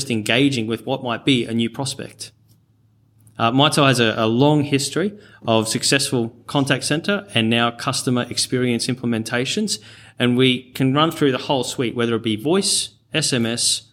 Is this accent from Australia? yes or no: yes; rural Queensland, Australia; accent: North Queensland twang; also born or lived in Cairns / Charters Towers; born in Cairns and raised in and around rural Queensland, and also Charters Towers for boarding school. So, yeah, you'll hear the occasional North Queensland twang come out every now and then.